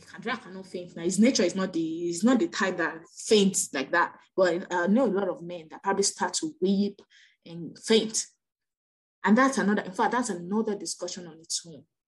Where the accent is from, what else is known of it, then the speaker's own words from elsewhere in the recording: Nigeria; I'm Nigerian